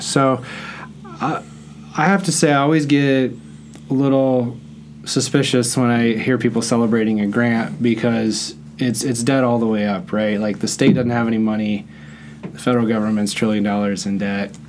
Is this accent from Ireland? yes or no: no; Netherlands; moved away; I grew up in the Netherlands